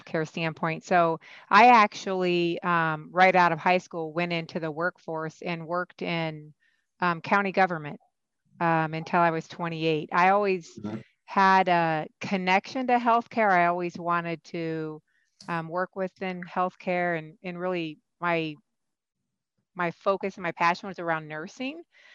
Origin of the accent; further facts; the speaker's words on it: Iowa, United States; moved away as an adult; also born or lived in California; now in Pittsburgh, United States; my home state of Iowa. And so where I was born, raised, where I received my education training as a nurse practitioner